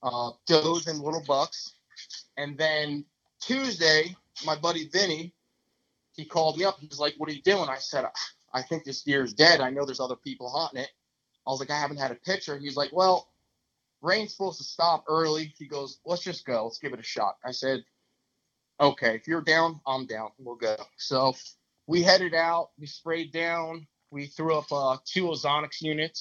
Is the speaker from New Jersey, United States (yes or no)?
yes; New Jersey, United States; I'm from New Jersey